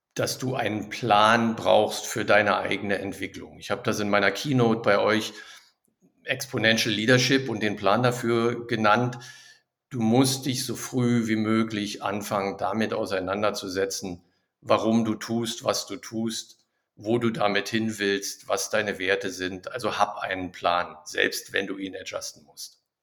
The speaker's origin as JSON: {"language": "German", "region": "Berlin", "country": "Germany", "also_born_or_lived": "Düsseldorf / Neuss", "moved": "as an adult", "lives_now": "Krefeld, Germany", "said": "Ich komme ursprünglich aus Berlin"}